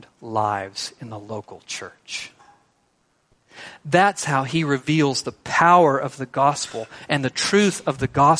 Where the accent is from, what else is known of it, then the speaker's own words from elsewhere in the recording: Texas, United States; I'm a Texan